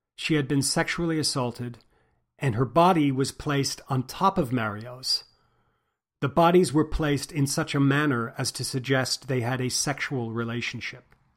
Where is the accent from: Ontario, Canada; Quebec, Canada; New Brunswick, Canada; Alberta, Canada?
Quebec, Canada; born or raised there; also born or lived in New York City, United States / Houston, Texas, United States; now in United States